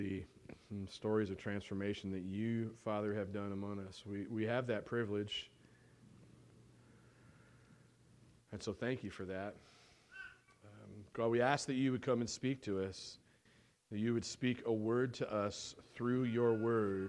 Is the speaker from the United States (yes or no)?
yes; United States; I'm American and I live in America and I've never been overseas yet